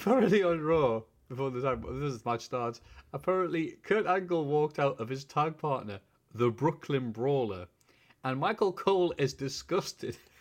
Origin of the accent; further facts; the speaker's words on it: Bishop Auckland, North East England, United Kingdom; I am from Bishop Auckland.